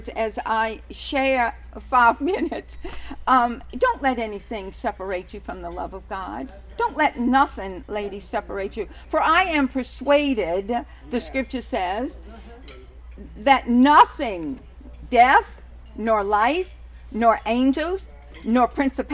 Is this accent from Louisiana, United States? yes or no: yes; New Orleans, Louisiana, United States; accent: New Orleans brogue; I'm from New Orleans